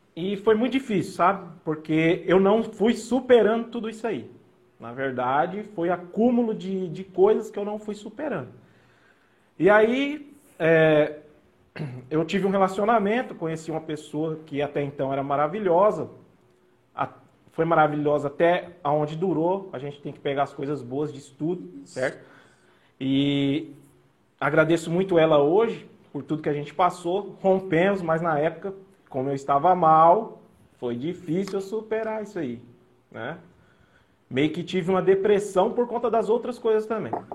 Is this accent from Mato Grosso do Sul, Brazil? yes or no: yes; Mato Grosso do Sul, Brazil; also born or lived in São Paulo; eu, em torno de 10 anos, eu vim para o MS.